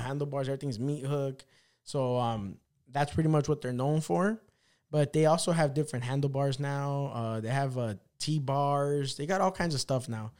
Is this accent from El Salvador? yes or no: yes; El Salvador; I'm a fucking little Salvadorian guy